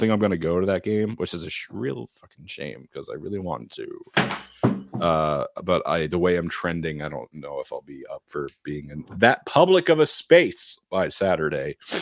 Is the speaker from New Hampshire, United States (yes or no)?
yes; New Hampshire, United States; I'm from New Hampshire.